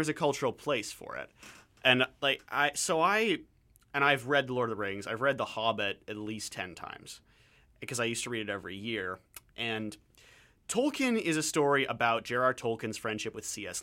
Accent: Canada

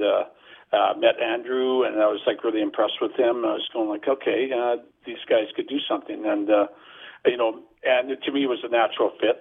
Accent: Burnaby, British Columbia, Canada; I was in my hometown of Burnaby

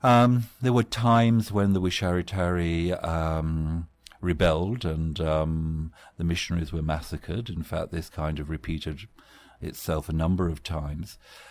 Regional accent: England, United Kingdom; as a student of anthropology in the 1970s, growing up in England

